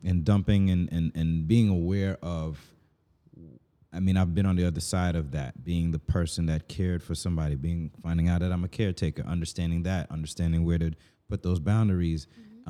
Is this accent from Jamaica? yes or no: yes; Jamaica; me just speaking as a Jamaican